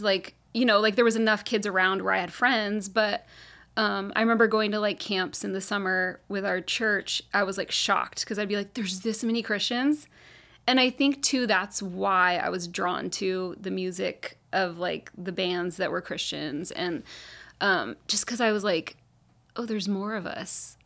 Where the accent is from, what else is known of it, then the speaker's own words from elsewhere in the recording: Carlsbad, California, United States; also born or lived in Laguna Beach / Orange County; we moved to Carlsbad, and I've basically lived here the rest of my life